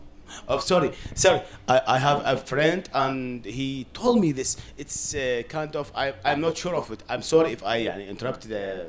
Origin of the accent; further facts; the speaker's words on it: Iraq; I am not Lebanese. I am Arab. But I have a question. I am from Iraq.